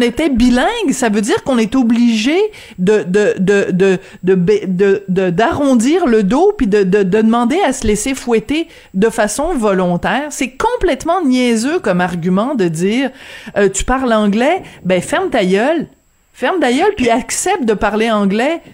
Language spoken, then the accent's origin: French; France; accent: French (from France); moved away; avec mon petit accent français